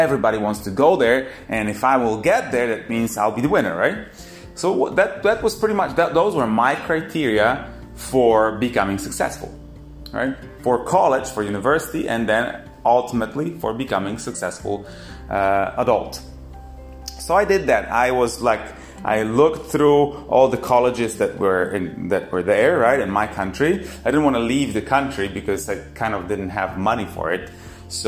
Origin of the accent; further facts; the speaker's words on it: Poland; I come from Poland, from quite a small town.